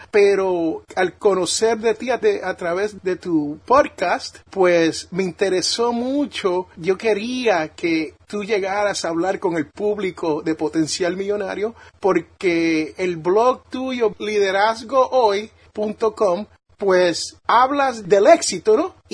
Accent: Puerto Rico; Sí, Víctor Hugo, allá yo soy de Puerto Rico, ¿no? Y soy de un barrio y yo siempre digo, como dicen en mi barrio, uno no se puede rendir, ¿no?

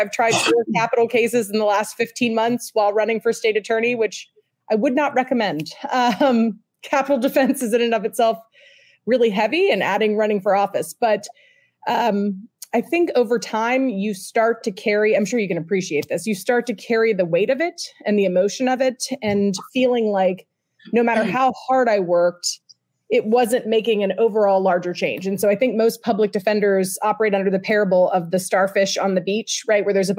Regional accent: Houston, Texas, United States; now in Florida, United States; I'm actually from Texas originally. So Where? I was born in Houston.

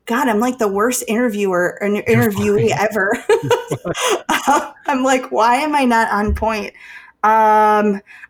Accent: Chicago, Illinois, United States; I'm from Chicago

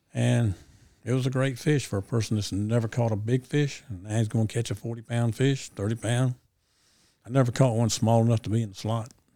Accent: Ayden, North Carolina, United States; my hometown, Aiden

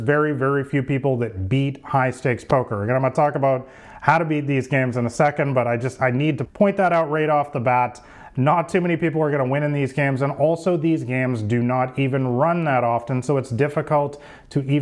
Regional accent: Vancouver, British Columbia, Canada; I'm from Vancouver, Canada

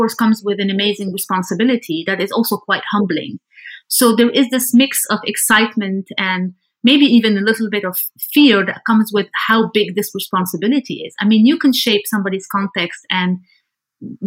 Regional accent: Lebanon; now in Amsterdam, Netherlands; I'm originally from Lebanon, currently based in Amsterdam in the Netherlands

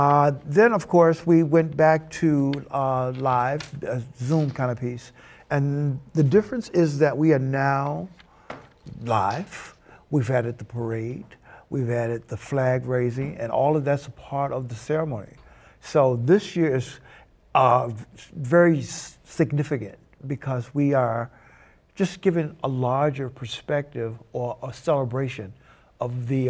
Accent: Chicago, Illinois, United States; now in Boston, United States; I'm from Chicago

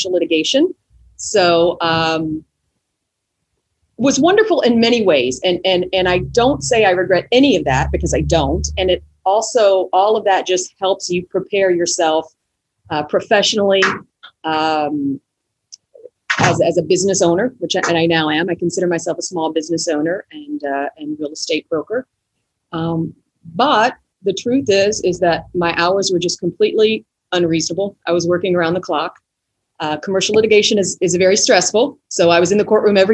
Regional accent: Kentucky, United States; moved away as an adult; also born or lived in Chicago, Illinois; now in Costa Rica; I'm originally from Kentucky in the United States.

